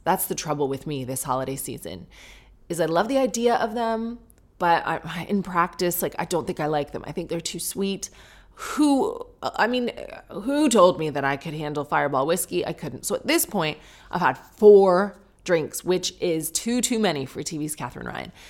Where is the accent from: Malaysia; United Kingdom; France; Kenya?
United Kingdom; I'm being British